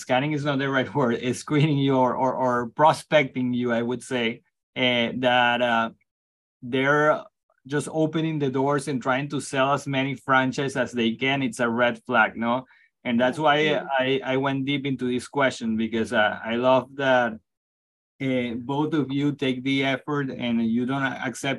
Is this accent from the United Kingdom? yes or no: no; Venezuela; English is a second language; moved away; as a Latino myself, I'm originally from Venezuela